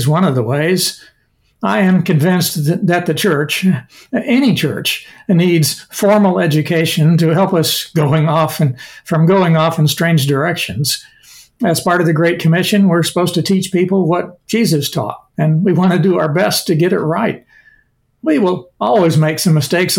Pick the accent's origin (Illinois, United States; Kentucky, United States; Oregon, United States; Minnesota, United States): Illinois, United States; Sparta; moved away as an adult; now in Glendora, United States; I grew up in Sparta, a small town in southern Illinois